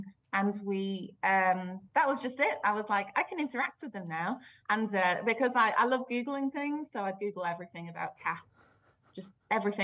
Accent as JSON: {"language": "English", "country": "Belgium", "tie": "born or raised there", "moved": "yes", "said": "I grew up in Belgium"}